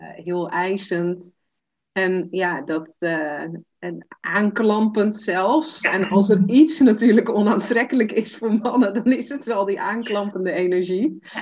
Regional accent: Zeeland, Netherlands; ik kom uit Zeeland, klein dorpje, dus iedereen kent elkaar.

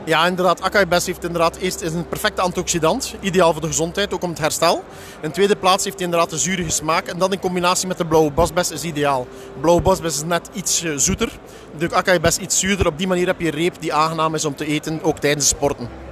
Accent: Belgium; Ik kom eh, uit België

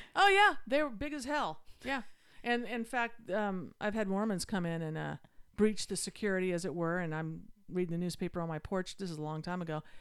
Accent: Utah, United States; moved away; I grew up in Utah

